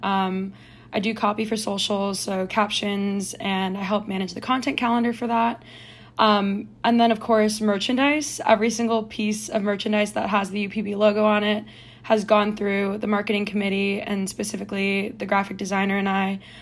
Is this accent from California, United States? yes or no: yes; Oakland, California, United States; I'm from Oakland, California